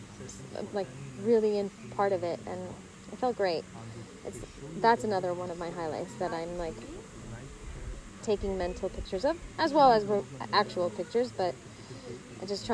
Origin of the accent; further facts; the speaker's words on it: Los Angeles, California, United States; also born or lived in Armenia; we moved as a family to Los Angeles. And so I grew up there. I didn't go to school in Armenia. I went to school in Los Angeles.